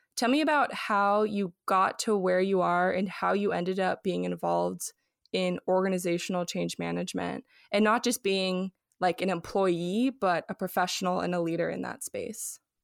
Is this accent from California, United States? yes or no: yes; Los Angeles, California, United States; now in Austin, United States; I'm from Los Angeles originally